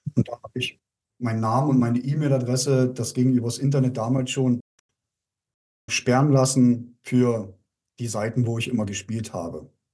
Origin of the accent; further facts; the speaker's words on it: Germany; moved away as an adult; Bin dann zurückgekommen in meine alte Heimat. Ich lebe ja zwischen Leipzig und Berlin